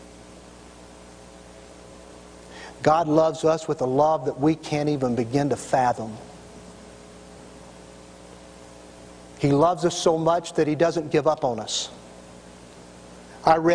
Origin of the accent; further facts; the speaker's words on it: Tennessee, United States; I'm from Tennessee